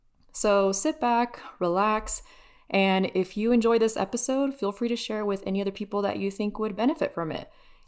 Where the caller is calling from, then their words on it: Denver, Colorado, United States; Denver, base capital.